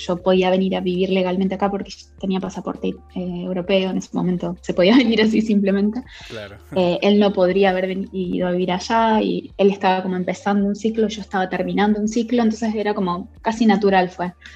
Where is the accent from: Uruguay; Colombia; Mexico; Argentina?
Argentina; Rosario, Santa Fe; moved away as an adult; also born or lived in Cañada de Gómez, Argentina / Barcelona, Spain; now in London, United Kingdom; soy de Argentina, soy de, eh, nací en Cañada de Gómez, eh, viví en Rosario mucho tiempo, es, lo que en Argentina le llaman el interior, pero bueno, es, una provincia em, Santa Fe